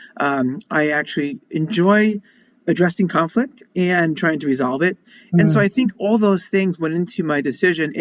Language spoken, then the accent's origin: English; Long Island, New York, United States; I grew up in Long Island, Jewish family from the suburbs